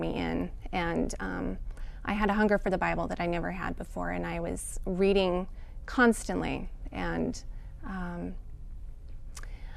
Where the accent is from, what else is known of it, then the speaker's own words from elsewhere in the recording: Salt Lake City, Utah, United States; I was born and raised in Salt Lake City and raised as a Mormon